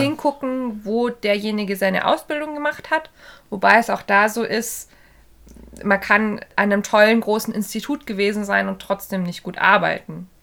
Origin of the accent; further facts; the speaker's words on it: Bavaria, Germany; hier äh, bei uns im Süden, äh, hier in Bayern